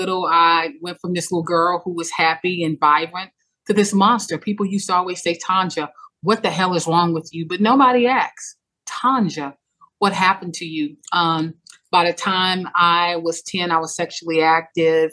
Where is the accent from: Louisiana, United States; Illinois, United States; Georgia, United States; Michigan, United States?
Louisiana, United States; Baton Rouge; I'm from Louisiana, Baton Rouge, Louisiana. I grew up in a time where community was key.